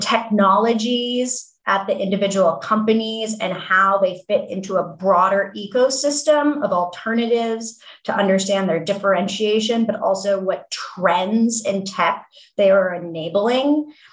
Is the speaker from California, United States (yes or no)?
yes; Palo Alto, California, United States; I grew up in Palo Alto and thinking about my childhood home, my mom worked in the semiconductor industry